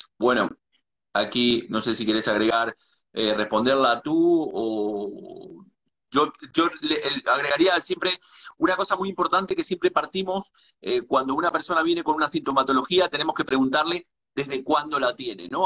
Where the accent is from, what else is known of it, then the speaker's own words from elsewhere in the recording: Uruguay; now in Galicia, Spain; soy nacido en Uruguay, pero vivo en Galicia